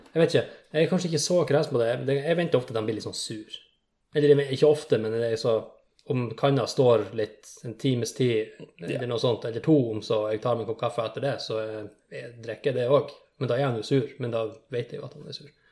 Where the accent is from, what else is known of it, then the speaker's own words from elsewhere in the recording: Finnfjord, Troms, Norway; moved away; hvis jeg drar hjem til Finnfjorden